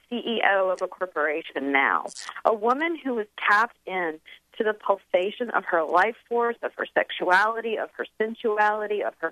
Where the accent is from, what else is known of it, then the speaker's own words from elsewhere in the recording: the South, United States; I grew up Southern Baptist in the South